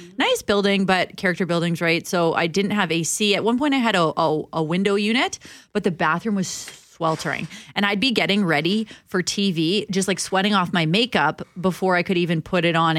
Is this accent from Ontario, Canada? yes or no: no; North Battleford, Saskatchewan, Canada; I am from North Battleford